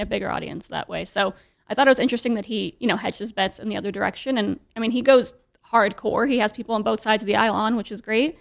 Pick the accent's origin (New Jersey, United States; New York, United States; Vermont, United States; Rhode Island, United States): New York, United States; New York City; I was, like, very, very lucky growing up in New York City.